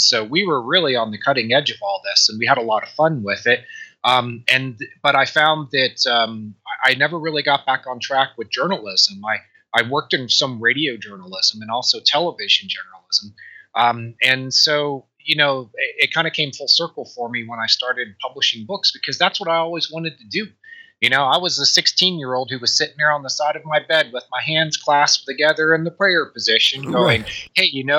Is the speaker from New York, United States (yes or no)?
no; Dayton, Ohio, United States; Dayton, Ohio.